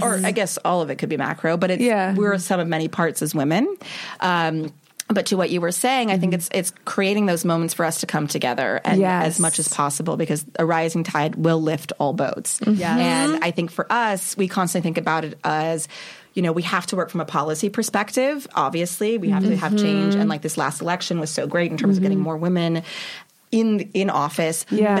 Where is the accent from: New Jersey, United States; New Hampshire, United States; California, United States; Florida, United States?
California, United States; Los Angeles; Los Angeles.